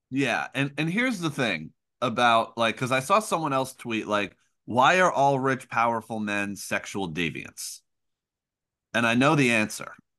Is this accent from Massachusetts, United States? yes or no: no; Middletown, New Jersey, United States; I grew up in Middletown, like, and we have a big family